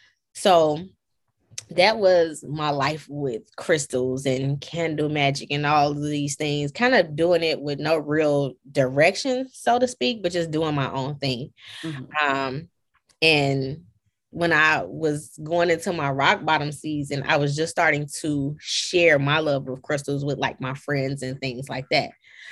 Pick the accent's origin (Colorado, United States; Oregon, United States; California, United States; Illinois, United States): Illinois, United States; Chicago; I'm from Chicago, so I'm like, man, this ain't Atlanta food is nothing like back home.